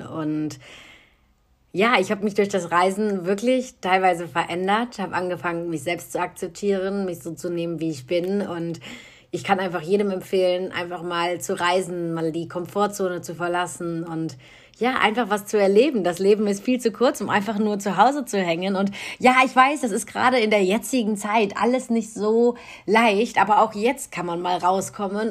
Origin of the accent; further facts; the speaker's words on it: Cologne, North Rhine-Westphalia, Germany; Ich bin in Köln geboren, also eine richtige kölsche Frohnatur.